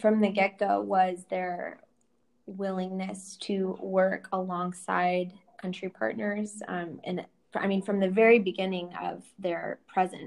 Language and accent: English; Southern Oregon, United States; Growing up in Southern Oregon, where we're both from